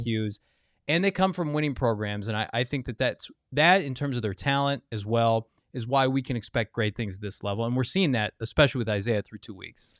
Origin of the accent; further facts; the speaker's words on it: central Illinois, United States; moved away; I grew up in Illinois, central Illinois, and my alma mater where I went